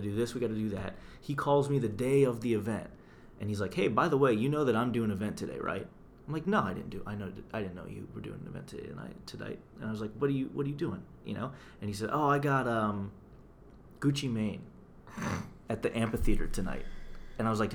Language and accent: English; Youngstown, Ohio, United States; moved away as an adult; also born or lived in Cleveland; now in Detroit, United States; I grew up in Youngstown